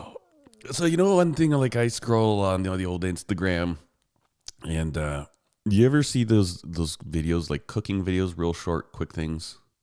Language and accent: English; Calgary, Alberta, Canada; I was born in Calgary, Alberta, and I live in Calgary, Alberta